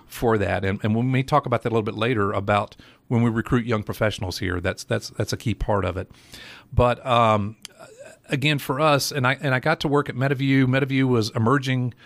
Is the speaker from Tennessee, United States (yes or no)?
yes; Johnson City, Tennessee, United States; moved away as an adult; also born or lived in Nashville; I grew up in Johnson City, uh, graduated Science Hill, uh, went to E T S U